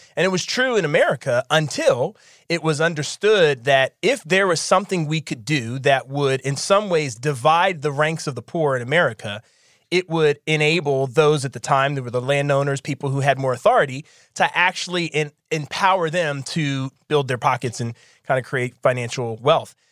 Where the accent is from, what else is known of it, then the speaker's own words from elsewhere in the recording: Philadelphia, Pennsylvania, United States; growing up in Philadelphia